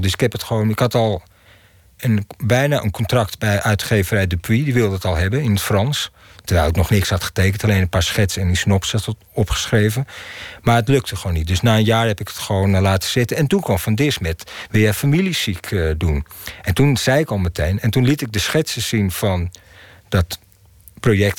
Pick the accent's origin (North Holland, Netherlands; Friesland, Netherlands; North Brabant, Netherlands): North Holland, Netherlands; Amsterdam; Ik ben in Amsterdam-Zuid opgegroeid